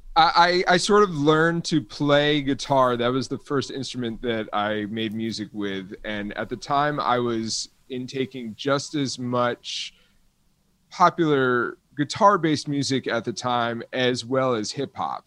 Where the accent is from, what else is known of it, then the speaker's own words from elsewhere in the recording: South Florida, United States; I grew up in South Florida